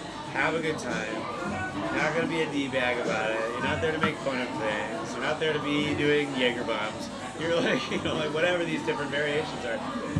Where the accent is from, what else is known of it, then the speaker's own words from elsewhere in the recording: Chicago, Illinois, United States; also born or lived in Bay Area / Los Angeles / Denver; I'm from Chicago.